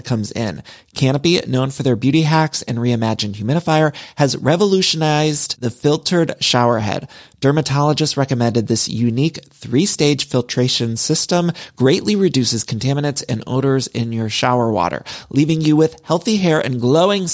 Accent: Midwest, United States; now in Los Angeles, United States

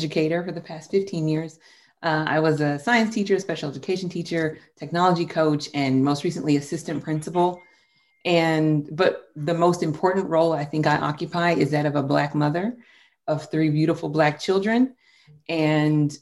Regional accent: Nigeria; I'm Nigerian

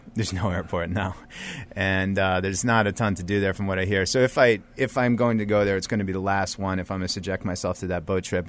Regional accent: United States; they would find out I'm American

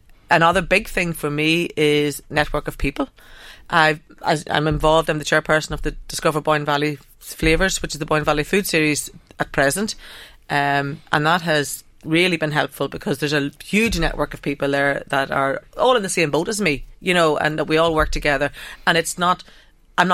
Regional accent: Ireland; accent: northern; So I suppose I've been, with my northern accent, I've been working in Drogheda

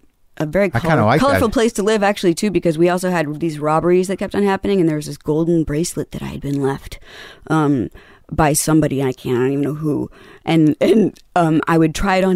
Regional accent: Carthage, Tennessee, United States; We're from Carthage, Tennessee.

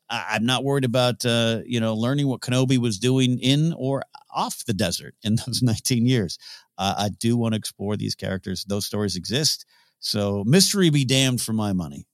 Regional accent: Arroyo Grande, California, United States; They moved to my hometown. I, you know, coached up in Arroyo Grande, California

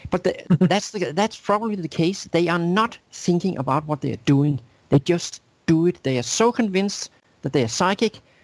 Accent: Denmark; moved away as an adult; also born or lived in New York City, United States; I moved to from Denmark to the U.S. to New York City

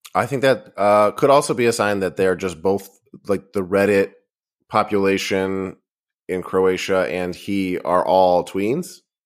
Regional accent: Boston, Massachusetts, United States; I grew up in Boston

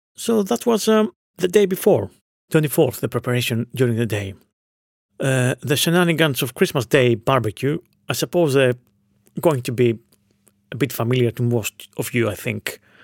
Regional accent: Veria, Central Macedonia, Greece; in my hometown of Veria, in northern Greece.

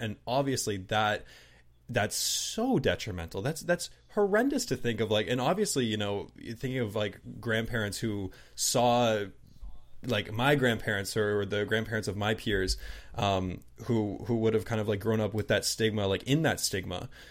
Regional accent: southern New Brunswick, Canada; also born or lived in Toronto; But I'm Canadian

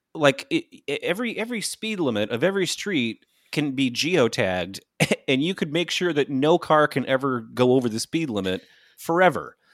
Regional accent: Michigan, United States; Michigan gangsta like me.

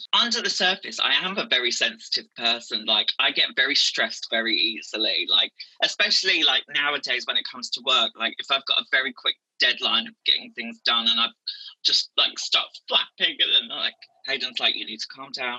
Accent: Essex, East of England, United Kingdom; moved away; I'm from Essex

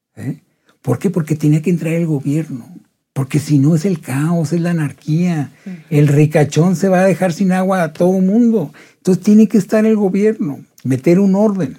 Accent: Delicias, Chihuahua, Mexico; moved away; Yo, soy, yo nací en Delicias, soy el único de mi familia que nació en Delicias. O sea que a mí me llovió toda la vida, porque era de Delicias.

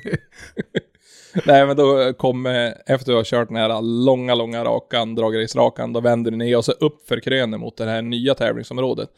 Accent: Sweden; jag är från Sveriges minsta kommun

